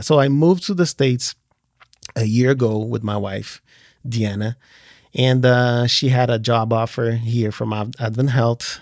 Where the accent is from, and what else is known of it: Portugal; born or raised there; moved away as an adult; also born or lived in Brazil / France / Switzerland